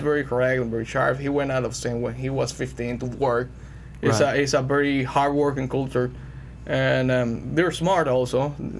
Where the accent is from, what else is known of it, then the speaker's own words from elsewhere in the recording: Santiago de los Caballeros, Santiago, Dominican Republic; I was born in Santiago, but I was raised until I was three on the top of the business.